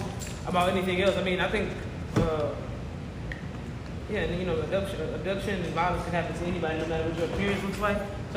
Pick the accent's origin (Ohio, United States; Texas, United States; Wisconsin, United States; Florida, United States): Texas, United States; Houston; also born or lived in Missouri City, Texas; The south side of Houston. Yellowstone is where my family is from, where I grew up, but I went to school in Missouri City